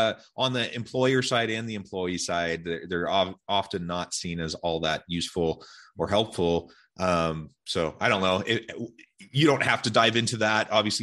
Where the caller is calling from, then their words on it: Salt Lake City, Utah, United States; And I'm joining you from Salt Lake City.